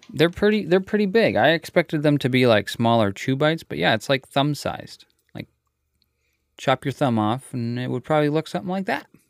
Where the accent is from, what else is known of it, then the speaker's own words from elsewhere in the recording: United States; Us Americans